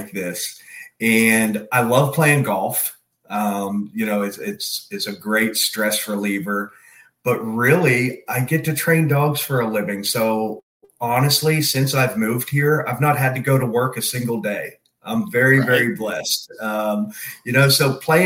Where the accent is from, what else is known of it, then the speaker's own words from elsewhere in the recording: Pennsylvania, United States; also born or lived in Texas / Georgia; now in Florida, United States; I actually grew up in Pennsylvania, lived in Texas for a few years